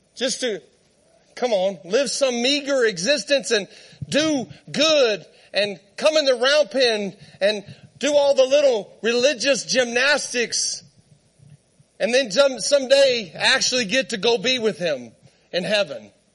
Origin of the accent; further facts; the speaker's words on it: Southern Arizona, United States; moved away as an adult; also born or lived in Texas / Great Falls, Montana; I was born in Texas, raised in Southern Arizona. I, I'm at, like, I lived outside of Tombstone, Arizona